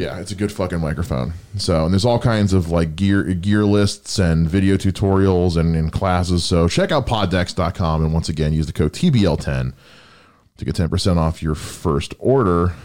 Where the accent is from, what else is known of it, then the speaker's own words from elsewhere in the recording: United States; I'm an American